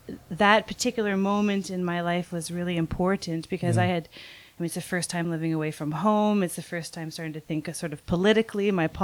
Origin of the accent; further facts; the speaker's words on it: just north of Toronto, Ontario, Canada; also born or lived in New Brunswick / Montreal; So I'm Canadian, yeah. And I grew up just north of Toronto. And I did my art schooling in two different chapters. So the first chapter, I was on the east coast of Canada.